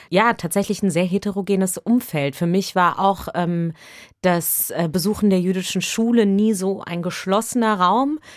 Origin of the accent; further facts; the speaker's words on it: Germany; Ich bin in Deutschland geboren, hier auch aufgewachsen und bin gleichzeitig sozusagen mit diesem Referenzpunkt aufgewachsen.